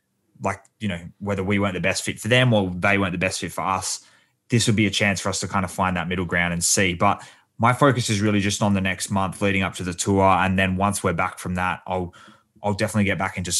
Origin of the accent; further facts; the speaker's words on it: Perth, Western Australia, Australia; We're from Perth.